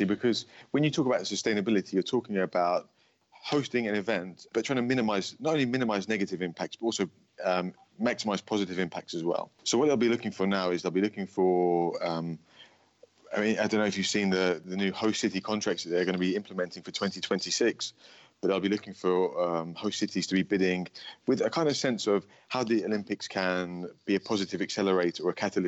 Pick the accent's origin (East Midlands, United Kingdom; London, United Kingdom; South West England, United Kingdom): London, United Kingdom; London is my hometown